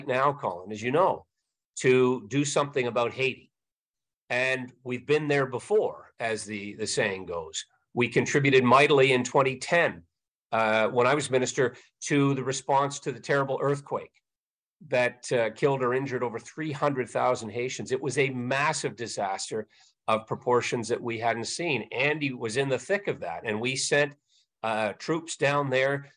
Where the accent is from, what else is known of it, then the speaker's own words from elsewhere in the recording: Canada; as a Canadian